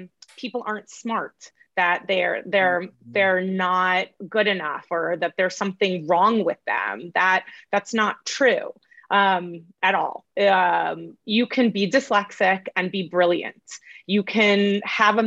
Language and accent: English; Massachusetts, United States; moved away as an adult; also born or lived in New York / Connecticut; now in California, United States; I was born in New York, and I was pretty much raised in Massachusetts